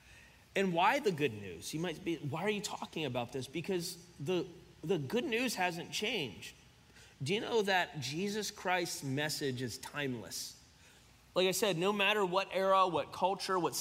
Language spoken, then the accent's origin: English; Cincinnati, Ohio, United States; also born or lived in Florence, Kentucky; we're from Cincinnati